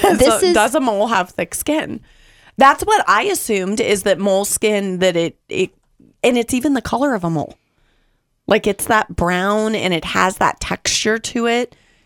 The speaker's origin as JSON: {"language": "English", "region": "California", "country": "United States", "tie": "born or raised there", "said": "California, but we didn't spend a lot of time at pools and the beach. But I did grow up for a portion of my life in the desert area where the sun was really hot."}